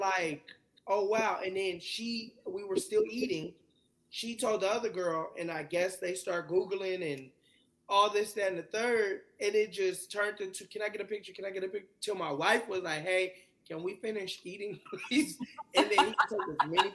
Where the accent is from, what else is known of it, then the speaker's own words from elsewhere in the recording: Texas, United States; also born or lived in California; I'm a Texas boy. I was born in California, raised in Texas